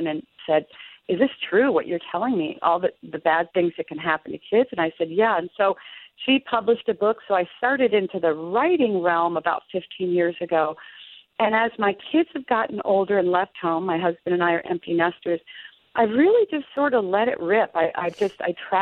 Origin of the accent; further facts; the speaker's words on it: outside of Boston, Massachusetts, United States; I grew up outside of Boston